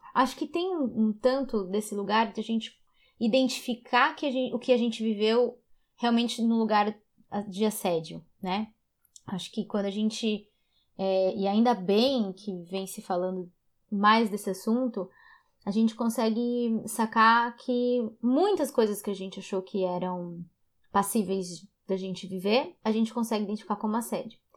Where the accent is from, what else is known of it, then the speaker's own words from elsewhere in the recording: Guarulhos, São Paulo, Brazil; Eu cresci em Guarulhos